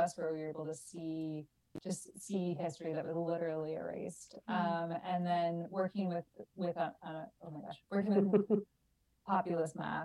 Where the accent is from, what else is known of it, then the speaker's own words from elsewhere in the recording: Ontario, Canada; moved away; I grew up in Ontario, not in BC